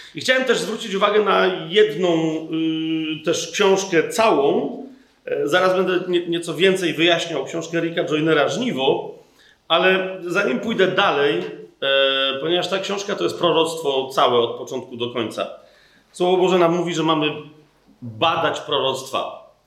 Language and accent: Polish; Poland; my jako Polacy